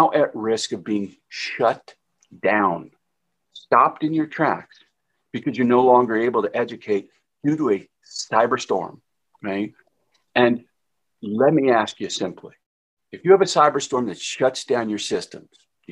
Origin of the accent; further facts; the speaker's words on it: New Jersey, United States; I'm from New Jersey